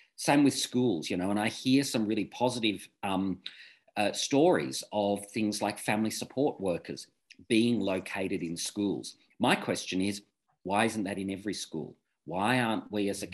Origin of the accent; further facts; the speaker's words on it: Victoria, Australia; I'm from Victoria